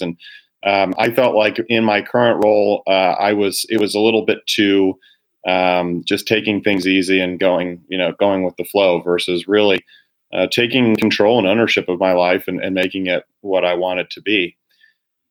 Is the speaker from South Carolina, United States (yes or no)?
no; Cincinnati, Ohio, United States; moved away as an adult; now in Chicago, United States; Was born and raised in Cincinnati